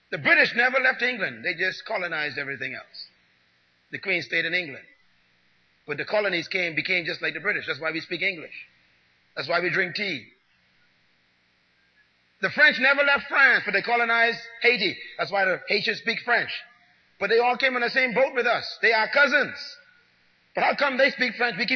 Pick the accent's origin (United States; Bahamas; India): Bahamas; growing up in the Bahamas is a religious experience